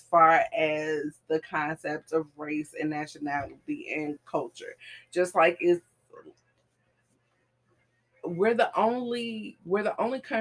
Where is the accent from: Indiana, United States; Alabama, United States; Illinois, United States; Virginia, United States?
Illinois, United States; Chicago; I'm from Chicago